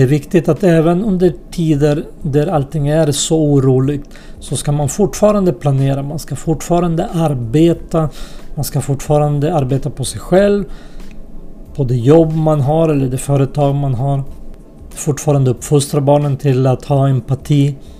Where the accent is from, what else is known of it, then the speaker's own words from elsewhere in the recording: Sweden; also born or lived in unnamed homeland (war early 1990s); några av oss hamnade i Sverige till slut.